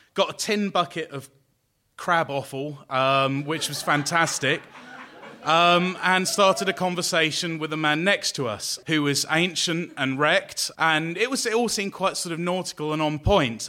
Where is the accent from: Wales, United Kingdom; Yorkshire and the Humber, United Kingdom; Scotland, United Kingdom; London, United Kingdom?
London, United Kingdom; I'm from London